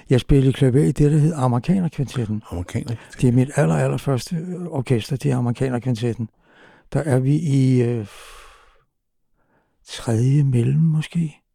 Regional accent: Copenhagen, Capital Region of Denmark, Denmark; Jeg er simpelthen vokset på Amager

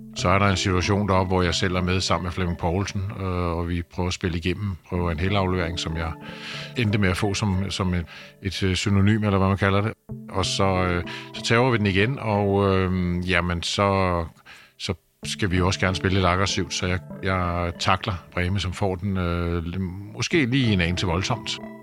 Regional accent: Denmark; Vi kommer fra Danmark, et lille land

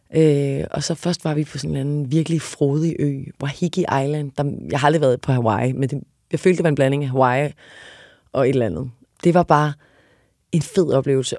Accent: Odense, Southern Denmark, Denmark; moved away; also born or lived in Paris; jeg er fra Odense.

